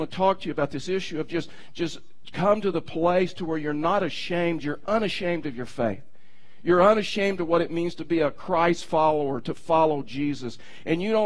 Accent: Texas, United States; also born or lived in Baytown, Texas / Houston, Texas / Tyler, Texas / Bay City, Texas; now in Pueblo, United States; I was born in Baytown, Texas, which is outside of Houston on the Ship Channel

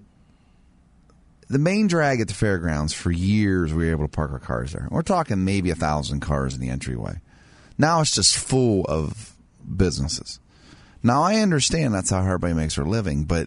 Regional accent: Martins Ferry, Ohio, United States; my hometown

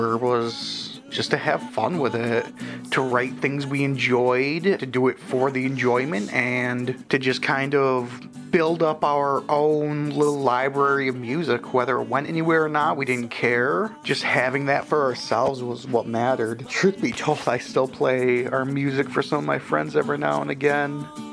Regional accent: Port Huron, Michigan, United States; now in Saginaw, United States; I'm originally from Port Huron, Michigan

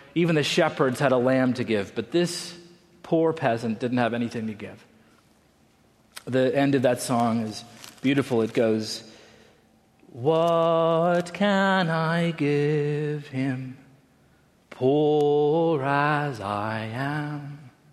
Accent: Salt Lake City, Utah, United States; moved away; also born or lived in Colorado Springs, Colorado; I grew up in Salt Lake City, Utah

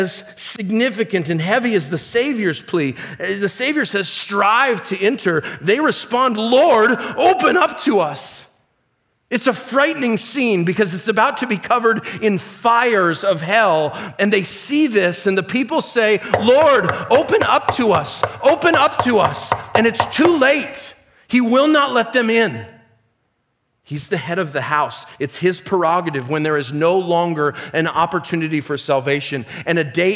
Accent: United States; I'm an American

